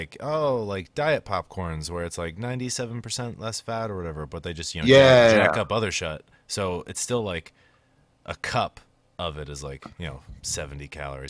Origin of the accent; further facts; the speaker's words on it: United States; We're American.